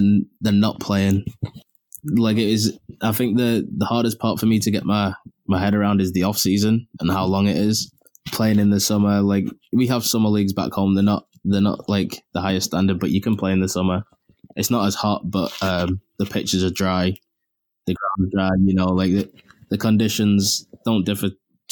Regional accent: England, United Kingdom; moved away as an adult; now in Cape Breton, Canada; us being English

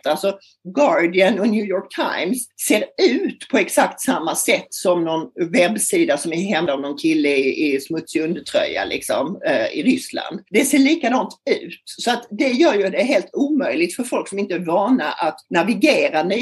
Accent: Lund, Skåne, Sweden; moved away as an adult; also born or lived in Stockholm; alltså jag kommer från Lund faktiskt, där jag bor nu. Så jag har gjort någon sorts full circle liv. Jag kommer från Lund, flyttade som 22-åring till Stockholm och jobbade som journalist i många herrans år.

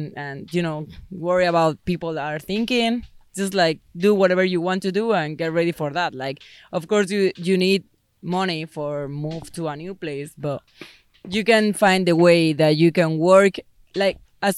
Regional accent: Madrid, Community of Madrid, Spain; English is a second language; moved away as an adult; also born or lived in Punta Cana, Dominican Republic; I'm from Madrid. So the closest beach is like 4 hours

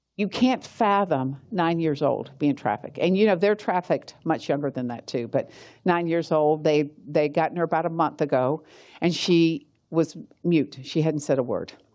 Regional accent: Georgia, United States; accent: Southern; I'm from Georgia.

